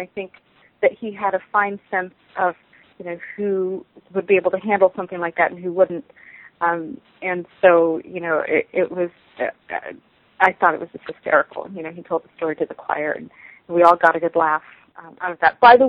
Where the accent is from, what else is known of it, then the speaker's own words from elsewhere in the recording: South Africa; also born or lived in Southern California, United States; I am originally from South Africa by way of Southern California.